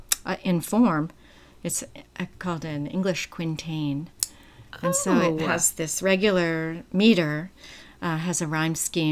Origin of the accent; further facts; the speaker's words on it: Trenton, New Jersey, United States; I grew up in Trenton, New Jersey.